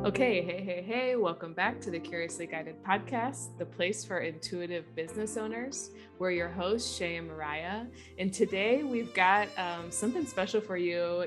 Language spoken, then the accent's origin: English; Midwest, United States; I grew up in the Midwest